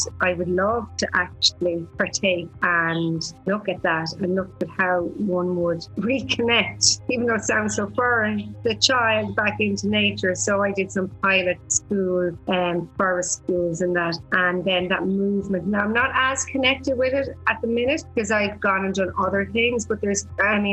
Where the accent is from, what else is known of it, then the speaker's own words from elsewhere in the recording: Hollywood, County Wicklow, Ireland; moved away as an adult; also born or lived in South America; growing up in Wicklow in Hollywood